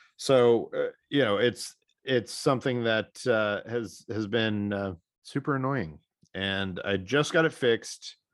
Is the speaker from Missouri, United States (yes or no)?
yes; Missouri, United States; my home state of Missouri